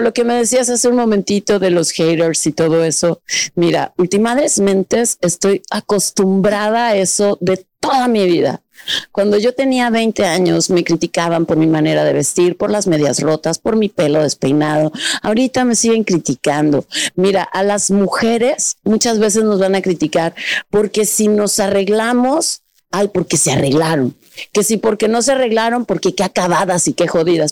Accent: Mexico

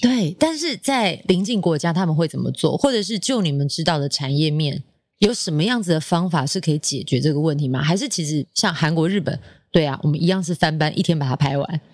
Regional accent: Taiwan; 以我们台湾人传统的个性

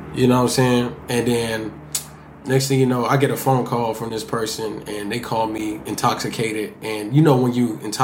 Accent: Miami Gardens, Florida, United States; my environment of growing up in Kara City

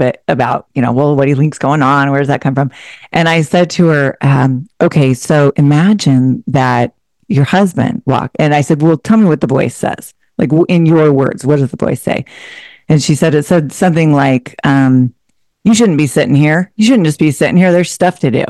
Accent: Portland, Oregon, United States; moved away as an adult; also born or lived in Seattle, Washington; I'm originally from a suburb of Portland, Oregon. I spent most of my adult life in the Seattle area after I went to school up there

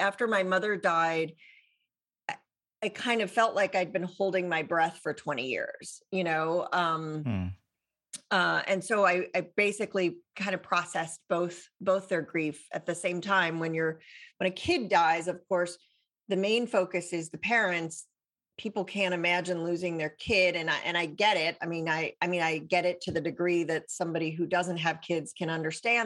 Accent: Santa Fe, New Mexico, United States; also born or lived in Chicago area / Boston; when I was 8, we moved to New Mexico, which, Santa Fe, New Mexico, northern New Mexico. And I grew up there

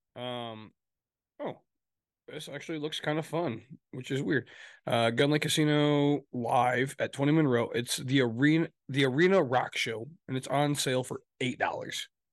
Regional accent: Midwest, United States; also born or lived in Michigan; we're from the Midwest, for those listening, we're, we're in Michigan.

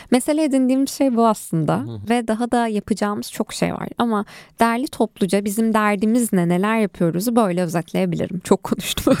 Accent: Ankara, Turkey; also born or lived in Van; benim memleketim olan Ankara'da

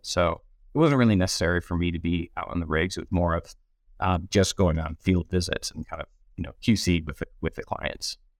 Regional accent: Rochester, New York, United States; also born or lived in Aberdeen / West Africa; now in Denver, United States; upstate New York, just outside of Rochester

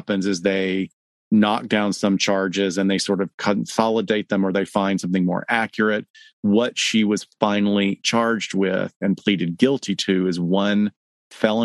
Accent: the South, United States; growing up in the South

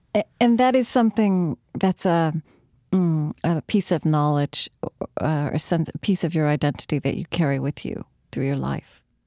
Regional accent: Shawnee, Oklahoma, United States; born or raised there; moved away

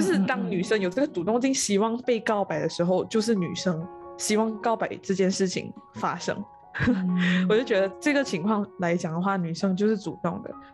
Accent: Malaysia; 回到我的这个家乡，在五级定义新村，在那个云

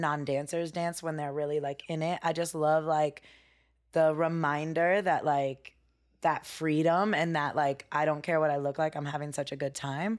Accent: Bay Area, California, United States; moved away as an adult; now in Los Angeles, United States; I grew up in the Bay Area.

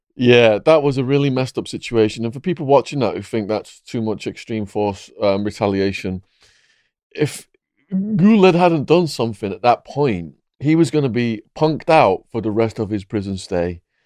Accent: Widnes, North West England, United Kingdom; my hometown, Widnes

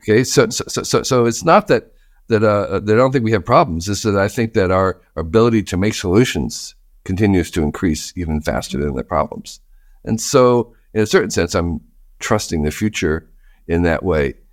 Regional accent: New Jersey, United States; I grew up in New Jersey

